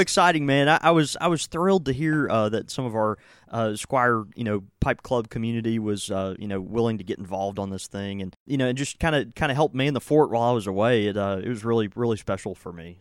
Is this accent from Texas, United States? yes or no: yes; Houston, Texas, United States; moved away; Houston, Austin, which is, you know, more l, kind of my hometown. I mean, I was born there and have a lot of family there.